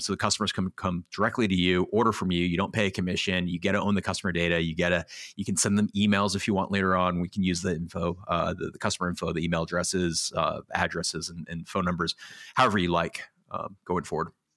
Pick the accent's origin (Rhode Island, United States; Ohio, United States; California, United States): California, United States; Los Angeles; also born or lived in New York; I grew up in Los Angeles